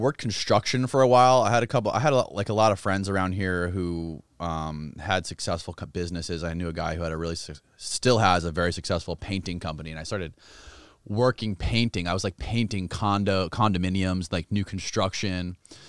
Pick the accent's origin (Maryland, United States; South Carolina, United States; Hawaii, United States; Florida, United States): Florida, United States; Clearwater; also born or lived in Seminole, Florida; I was born in Clearwater, Florida.